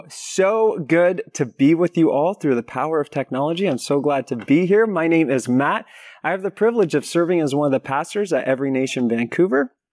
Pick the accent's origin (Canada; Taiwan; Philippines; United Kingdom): Philippines; also born or lived in United States; I was raised in the Philippines as a missionary kid, and then after that, went to went to university in the States